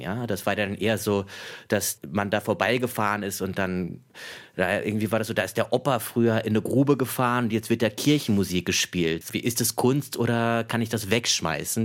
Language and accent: German; Ruhr area, North Rhine-Westphalia, Germany; Ich bin ja geboren und aufgewachsen im Ruhrpott